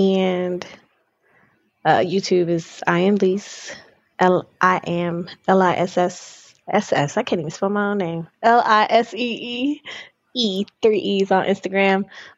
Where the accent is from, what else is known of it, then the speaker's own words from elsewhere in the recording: Florida, United States; maybe that's when a lot of people knew I was from Florida.